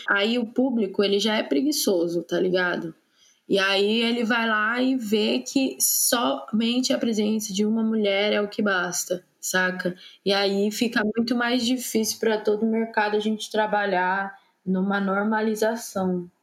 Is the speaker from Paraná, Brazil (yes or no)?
no; São Paulo, Brazil; sou de São Paulo